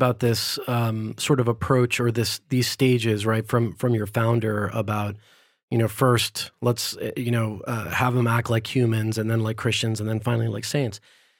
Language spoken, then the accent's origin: English; California, United States; born there; also born or lived in several countries; I mean, I like I mentioned, I was born in California, but I grew up in a number of different countries because my dad had a job that moved us around a lot.